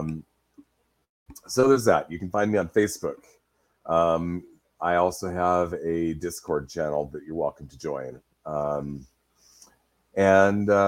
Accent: Pacific Northwest, United States; Pacific Northwest on that one, which is where I live, so I've blown up my hometown and surrounding area.

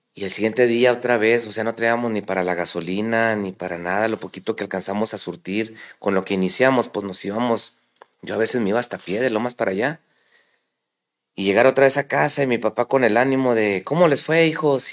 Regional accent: La Perla, Chihuahua, Mexico; also born or lived in Camargo, Chihuahua / United States / Ciudad Juárez, Chihuahua; Yo soy originario de La Perla, Chihuahua, un mineral a una hora de aquí de, de Camargo

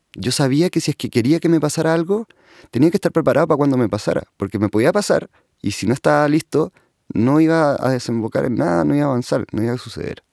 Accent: Santiago, Santiago Metropolitan Region, Chile; sé dónde nací, en Santiago.

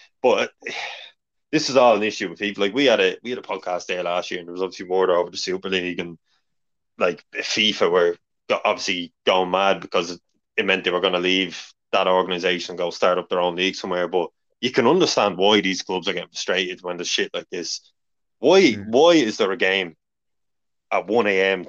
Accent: Ireland; we're Irish

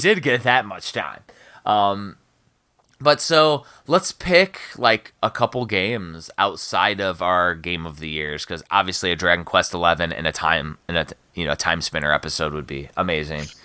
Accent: Chicagoland, Northwest Indiana, United States; moved away; also born or lived in Maryland; I grew up in Chicagoland, Northwest Indiana.

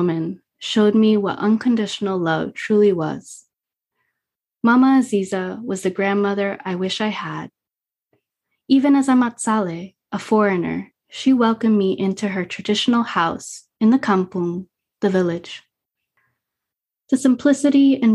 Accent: Lakewood, New Jersey, United States; Up in New Jersey, I didn't know what Guatemalan culture was

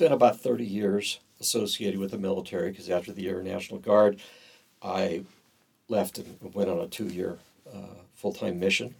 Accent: Southern California, United States; I grew up in Southern California. Early years, my parents, they attended the Episcopal Church, one of the Episcopal churches in the area.

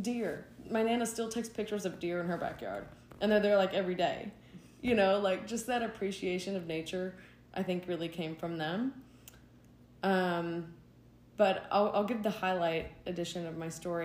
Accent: East Tennessee, United States; I grew up in East Tennessee in the mountains, in the Appalachians

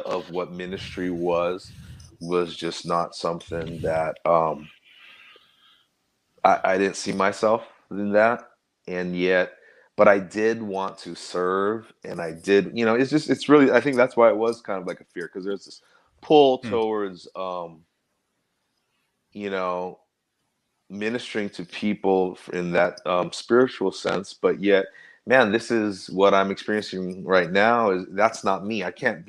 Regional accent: Los Angeles, California, United States; moved away as an adult; also born or lived in Bacolod, Philippines; now in San Francisco, United States; I was born and raised in Southern California, Los Angeles

